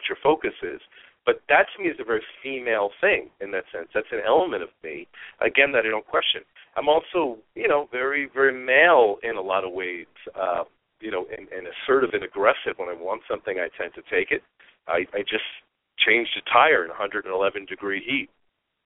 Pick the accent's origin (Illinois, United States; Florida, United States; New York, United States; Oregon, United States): New York, United States; moved away; I was from New York